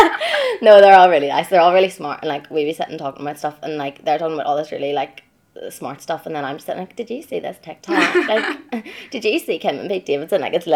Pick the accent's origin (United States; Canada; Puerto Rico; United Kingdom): United Kingdom; Dungannon, Northern Ireland; I'm from Dungannon.